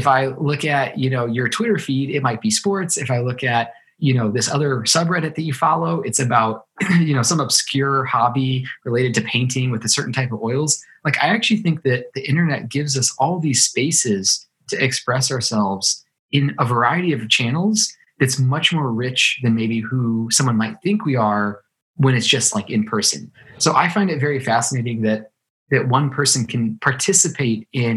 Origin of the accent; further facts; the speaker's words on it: Ohio, United States; moved away; I grew up in Ohio, a small kind of city in Ohio